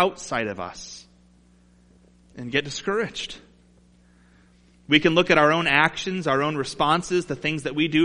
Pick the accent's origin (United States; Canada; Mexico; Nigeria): United States; Toledo, Ohio; Growing up in Toledo